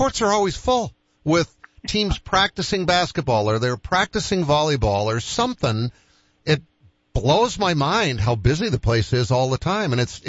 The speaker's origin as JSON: {"language": "English", "town": "Boston", "region": "Massachusetts", "country": "United States", "tie": "born or raised there", "said": "when I grew up in Boston, we lived on five acres."}